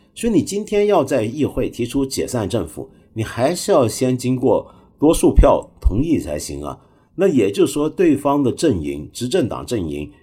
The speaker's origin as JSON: {"language": "Chinese", "country": "Hong Kong", "said": "我身为一个香港人，在香港，我一个礼拜起码吃四五顿这个底头饭呢"}